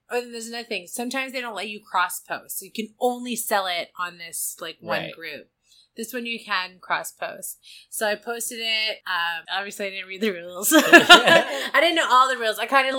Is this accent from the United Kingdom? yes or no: no; Vancouver, British Columbia, Canada; I am from Vancouver.